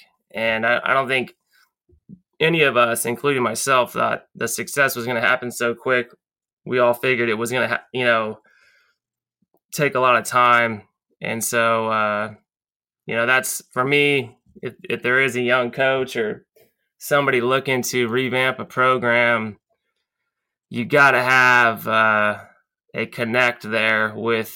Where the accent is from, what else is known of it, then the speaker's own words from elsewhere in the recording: Lompoc, California, United States; I grew up in Lompoc and obviously went away to college, came back